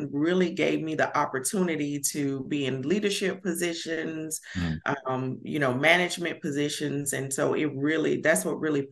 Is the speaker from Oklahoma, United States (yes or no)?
no; Alabama, United States; accent: country; I'm from Alabama. So I'm a Bama girl. And every time I get on video, I'm like, I sound so country.